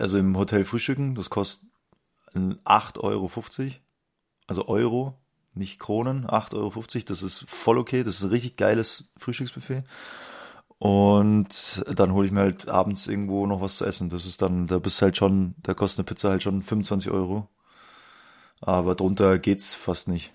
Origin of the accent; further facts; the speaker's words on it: Munich, Bavaria, Germany; Als Münchner